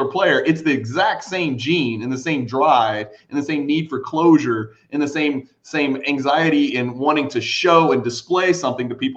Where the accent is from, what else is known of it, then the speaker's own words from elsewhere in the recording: Louisville, Kentucky, United States; I grew up in Louisville, Kentucky, you know, right next to Cincinnati